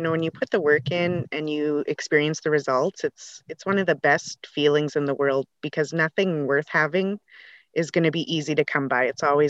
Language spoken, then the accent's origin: English; Lac La Biche, Alberta, Canada; I am from Northern Alberta, Lac La Biche. I belong to Métis Nation of Alberta, Region 1. I am married to a First Nations man.